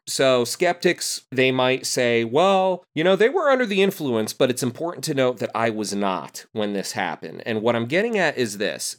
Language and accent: English; Rahway, New Jersey, United States; also born or lived in Clark, New Jersey; I grew up in Union County, uh, Clark and Rahway